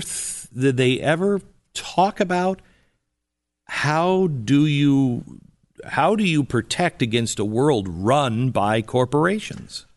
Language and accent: English; Seattle, Washington, United States; moved away; I'm a West Coast guy. I grew up in Seattle